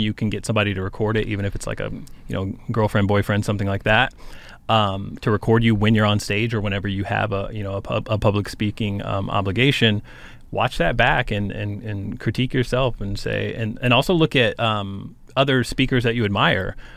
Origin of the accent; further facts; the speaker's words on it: Cheyenne, Wyoming, United States; Cheyenne, Wyoming, which is my hometown